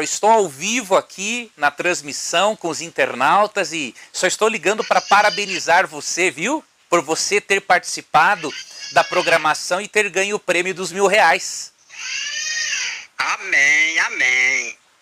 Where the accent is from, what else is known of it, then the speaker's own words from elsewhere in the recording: Paragominas, Pará, Brazil; estou falando aqui de Paragominas, no estado